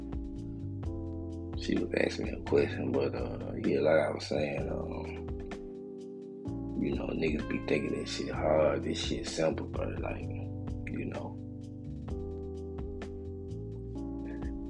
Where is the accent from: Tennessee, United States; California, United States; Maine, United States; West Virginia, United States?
Tennessee, United States; Memphis; now in Atlanta, United States; where I'm from Memphis.